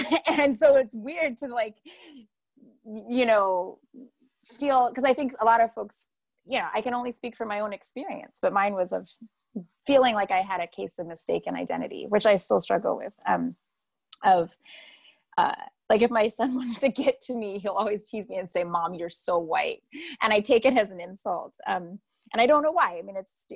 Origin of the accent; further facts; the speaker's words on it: United States; being a person born in the United States in the, you know, late 1970s